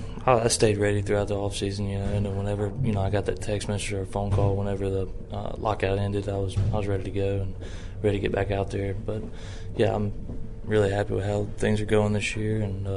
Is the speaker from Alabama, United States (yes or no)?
no; Mississippi, United States; my home state, Mississippi.